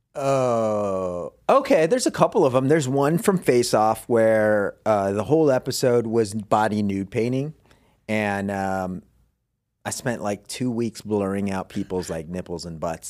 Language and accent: English; Philippines; moved away; I was born in the Philippines